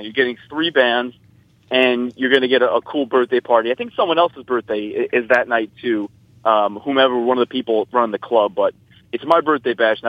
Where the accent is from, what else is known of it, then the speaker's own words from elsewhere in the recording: New Jersey, United States; I love New Jersey. I'm from New Jersey.